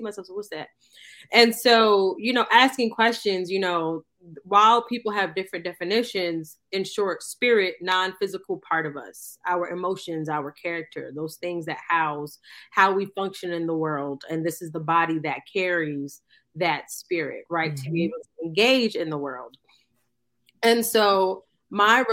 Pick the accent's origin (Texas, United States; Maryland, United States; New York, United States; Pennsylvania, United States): New York, United States; New York City; I grew up in Queens, New York.